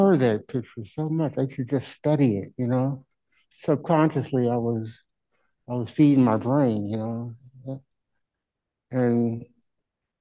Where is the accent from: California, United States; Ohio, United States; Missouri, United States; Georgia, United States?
Missouri, United States; Kirkwood; moved away as an adult; now in St. Louis, United States; I'm from Kirkwood originally, and I moved down here in 1974, and I've been down here ever since